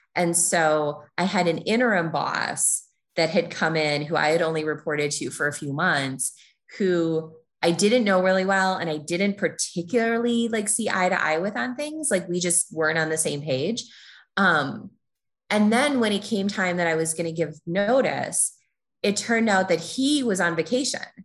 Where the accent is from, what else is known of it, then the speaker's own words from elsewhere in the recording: Minnesota, United States; moved away as an adult; also born or lived in Chicago; I was born and raised in Minnesota.